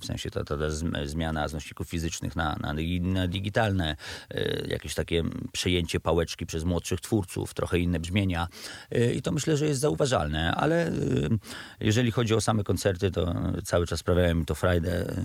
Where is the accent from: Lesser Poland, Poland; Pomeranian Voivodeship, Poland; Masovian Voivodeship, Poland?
Masovian Voivodeship, Poland; Radom; moved away as an adult; also born or lived in Września; mój młodzieńczy Radom